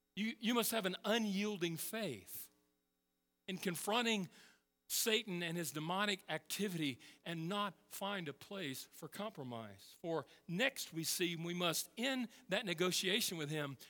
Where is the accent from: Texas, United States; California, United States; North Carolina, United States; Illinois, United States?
Texas, United States; moved away; I'm from Texas